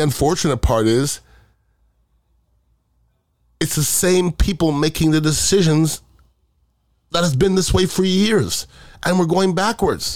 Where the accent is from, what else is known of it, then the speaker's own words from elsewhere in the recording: United States; as an American